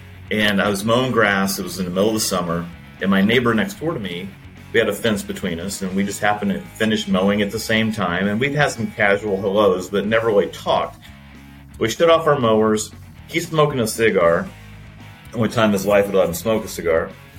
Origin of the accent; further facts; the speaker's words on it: Indianapolis, Indiana, United States; now in Fishers, United States; I grew up in Indianapolis on the south side. So I tell people I moved around the city clockwise. I started in Center Grove at 6 o'clock, and then I moved to the north side in 1994, 95, in that range.